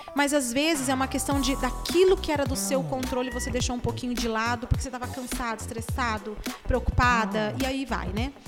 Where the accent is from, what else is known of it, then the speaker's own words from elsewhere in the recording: Brazil; eu sou uma pessoa do Brasil